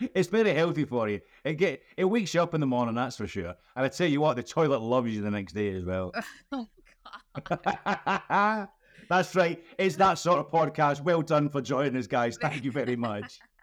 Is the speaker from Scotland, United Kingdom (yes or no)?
yes; Scotland, United Kingdom; I'm Scottish and bald and old